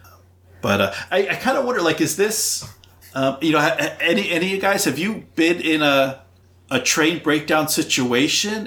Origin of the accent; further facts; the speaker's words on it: New Jersey, United States; also born or lived in suburbs of Boston, Massachusetts; now in Boston suburbs, United States; I grew up in New Jersey.